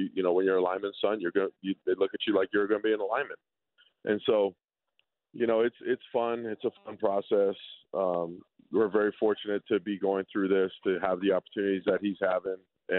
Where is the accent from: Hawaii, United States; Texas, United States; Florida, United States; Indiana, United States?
Hawaii, United States; growing up, we grew up together in Hawaii and we trained together.